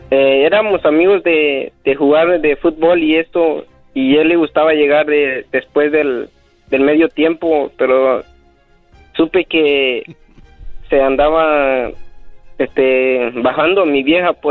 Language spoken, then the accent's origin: Spanish; Guatemala; De Guatemala.